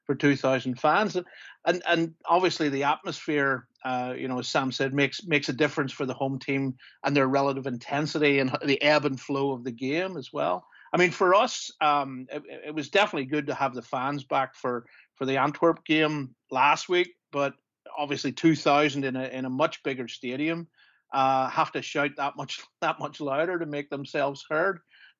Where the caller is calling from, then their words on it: Belfast, Northern Ireland, United Kingdom; also born or lived in New York; I'm calling in from Belfast